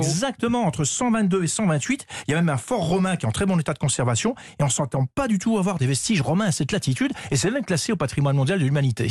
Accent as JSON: {"language": "French", "area": "Lorraine", "region": "Grand Est", "country": "France", "said": "je suis lorrain"}